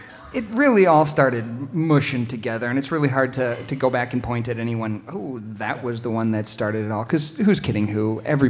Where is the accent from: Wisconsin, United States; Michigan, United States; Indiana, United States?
Wisconsin, United States; Milwaukee; I'm from Milwaukee.